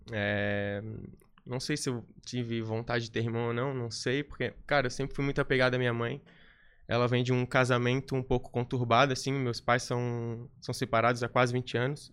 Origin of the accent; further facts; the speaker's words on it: Florianópolis, Santa Catarina, Brazil; accent: manezinho; sou, sou de Floripa mesmo, sou manezinho da ilha